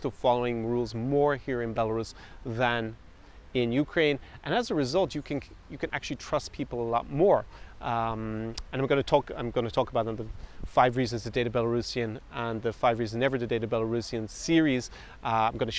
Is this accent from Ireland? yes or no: yes; Ireland; I was born in Ireland